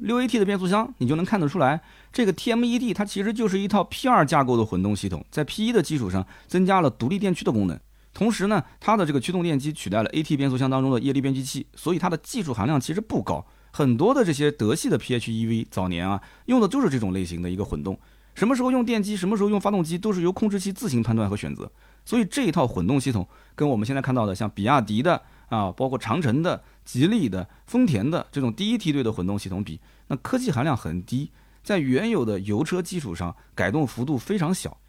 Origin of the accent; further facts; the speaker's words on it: Nanjing, Jiangsu, China; accent: Nanjing dialect; 我们南京话讲就拿我不吃惊啊